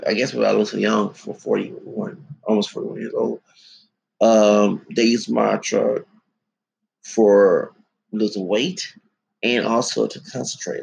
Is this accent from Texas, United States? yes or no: yes; Houston, Texas, United States; I'm from Houston, and right now I'm homeless